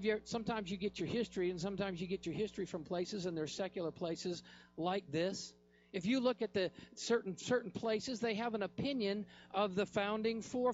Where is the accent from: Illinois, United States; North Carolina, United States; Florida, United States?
North Carolina, United States; I'm from North Carolina